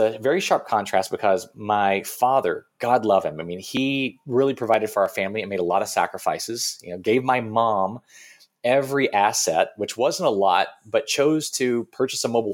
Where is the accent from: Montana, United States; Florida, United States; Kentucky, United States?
Kentucky, United States; growing up in Kentucky until I was, let's see, when I was 10 years old